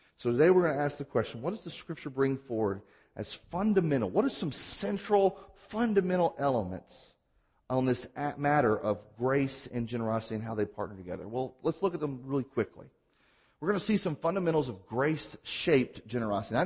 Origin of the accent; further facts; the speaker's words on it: Mississippi, United States; I'm from Mississippi